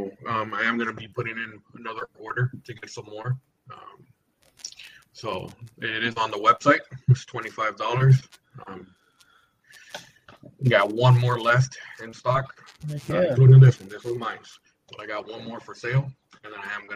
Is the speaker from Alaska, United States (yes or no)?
no; Miami, Florida, United States; I'm from Miami